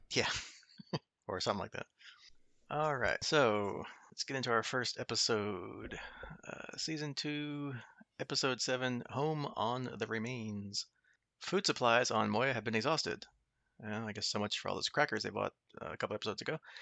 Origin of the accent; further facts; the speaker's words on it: United States; being American